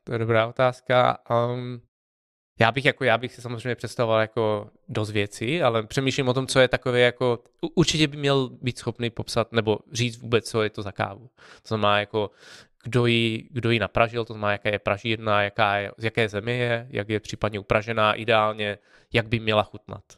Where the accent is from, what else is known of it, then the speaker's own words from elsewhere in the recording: Czechia; jsme z Česka